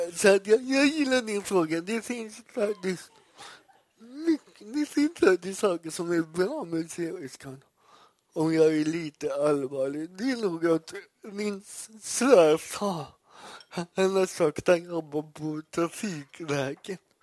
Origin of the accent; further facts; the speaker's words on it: Gothenburg, Västra Götaland, Sweden; Jag är uppvuxen i Göteborg